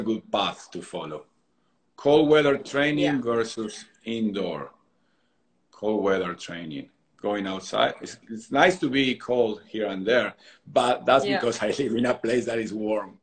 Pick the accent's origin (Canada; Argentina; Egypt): Argentina; now in Southern California, United States; growing up in Argentina